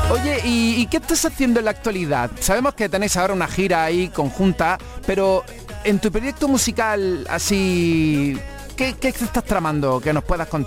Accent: Seville, Andalusia, Spain; Pues soy de Sevilla Este.

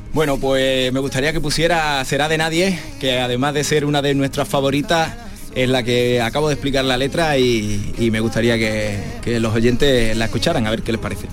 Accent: Cartaya, Andalusia, Spain; Soy de Huelva, de Cartalla.

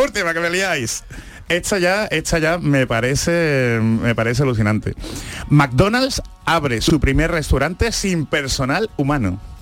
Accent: Andalusia, Spain; accent: Andalusian; yo que he sido un, andaluz

